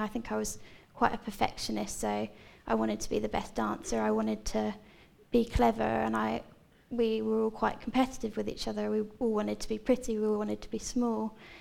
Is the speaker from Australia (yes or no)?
no; Seaford, South East England, United Kingdom; I'm from Seaford, so I've lived here pretty much my whole life